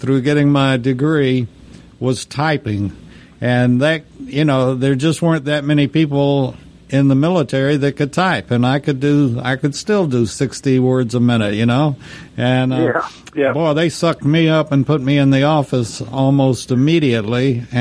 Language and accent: English; Texas, United States; my home state, Texas